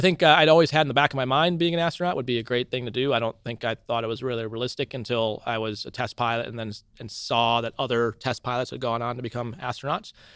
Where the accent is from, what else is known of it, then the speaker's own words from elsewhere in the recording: Cedar Falls, Iowa, United States; also born or lived in Milwaukee, Wisconsin; I was born in Milwaukee, Wisconsin, but then moved to Cedar Falls really shortly after I was born